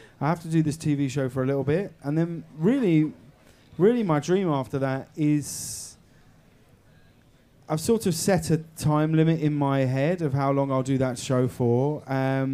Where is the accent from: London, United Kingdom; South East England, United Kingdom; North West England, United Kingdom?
South East England, United Kingdom; High Wycombe; I'm from Holmer Green Upper School in High Wycombe